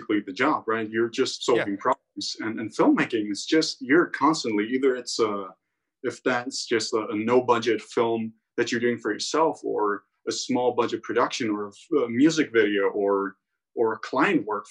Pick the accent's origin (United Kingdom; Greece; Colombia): Greece; Rhodes, South Aegean; also born or lived in Crete; I live full time in Greece, and I grew up in Rhodes, where I'm at right now.